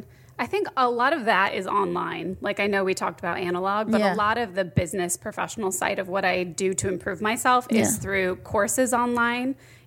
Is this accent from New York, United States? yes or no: no; Phoenix, Arizona, United States; born or raised there; moved away as an adult; also born or lived in Los Angeles